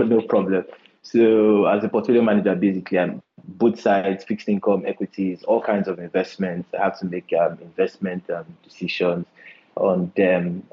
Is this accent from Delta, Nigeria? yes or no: yes; Port Harcourt, Delta, Nigeria; moved away; also born or lived in Luton, United Kingdom; I'm from Delta State. Um, I grew up in Port Harcourt and Delta State as well